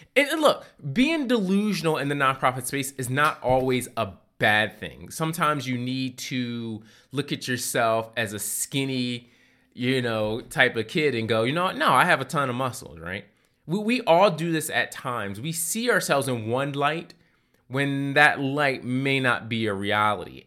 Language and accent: English; Philadelphia, Pennsylvania, United States; I grew up in Philadelphia, and one of the things I really enjoyed about living in the city of brotherly love